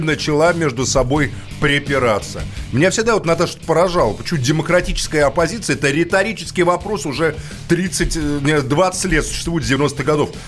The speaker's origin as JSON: {"language": "Russian", "region": "Moscow", "country": "Russia", "said": "как москвич"}